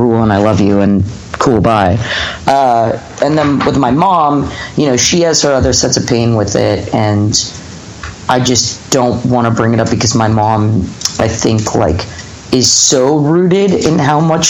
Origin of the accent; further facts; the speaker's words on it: Los Angeles, California, United States; also born or lived in Hawaii / Salt Lake City; I was born in Los Angeles, lived here until I was about 7, and then that's like around 92